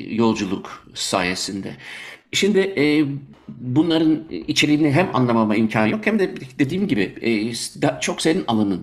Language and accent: Turkish; Germany; also born or lived in Turkey; now in Belgium; ben küçükken Almanya'daydım. Almanya'da doğduğum için